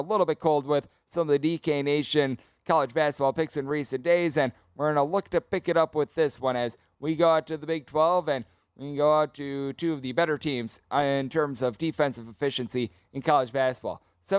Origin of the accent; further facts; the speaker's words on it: Greenville, Wisconsin, United States; now in Las Vegas, United States; Ironically enough, I grew up in Greenville, Wisconsin.